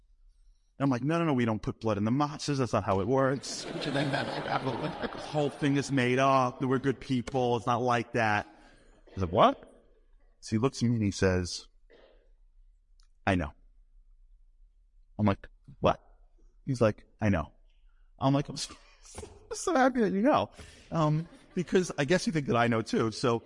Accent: New York, United States; I'm from New York

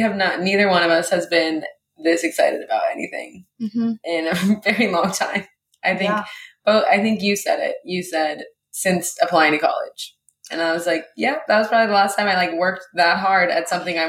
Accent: Seattle, Washington, United States; born there; also born or lived in Hawaii; I was born in Seattle and then moved to Hawaii and lived in Hawaii and then came back to USC. And then went back to Seattle, and now I live in Seattle.

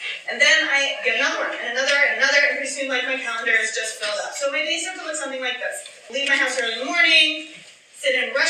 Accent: Chicago, Illinois, United States; But I'm like pretty legit born and raised in the city, Chicago. You know, like when I was a little kid, growing up on the Southwest Side

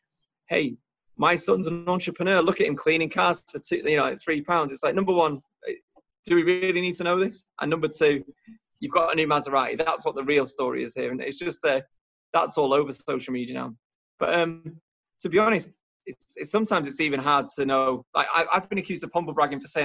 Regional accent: United Kingdom; also born or lived in Warrington; we're British

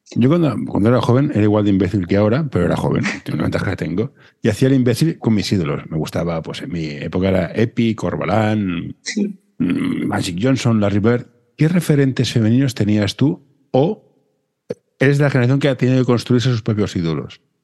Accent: Barcelona, Catalonia, Spain; yo soy de Barcelona

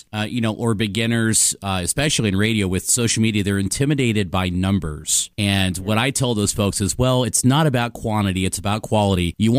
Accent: Midwest, United States; moved away as an adult; you know how we are from the Midwest.

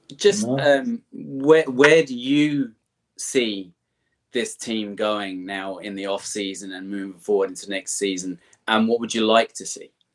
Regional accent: England, United Kingdom; moved away as an adult; now in Ireland; I grew up in in England. I live in Ireland now, but uh, I grew up in England

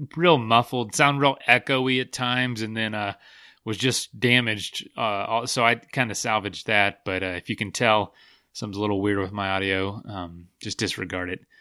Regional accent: Florida, United States; I'm from Florida

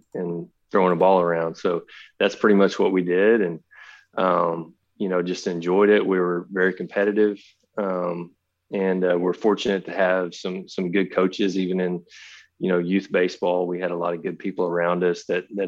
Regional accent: Carthage, Texas, United States; my hometown in Carthage

